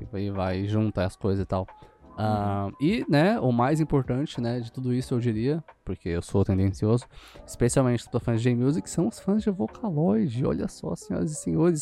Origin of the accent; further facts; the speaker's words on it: São Paulo, Brazil; eu sou daqui de São Paulo mais ou menos